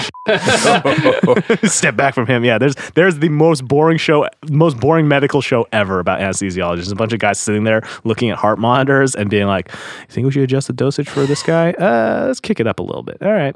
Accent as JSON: {"language": "English", "town": "Seattle", "region": "Washington", "country": "United States", "tie": "born or raised there", "said": "I was born in Seattle"}